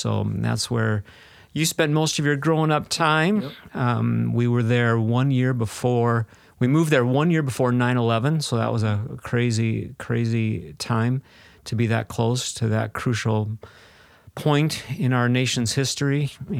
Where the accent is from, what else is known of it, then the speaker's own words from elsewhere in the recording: South Dakota, United States; Yeah, so, you know, I grew up in South Dakota, mostly in South Dakota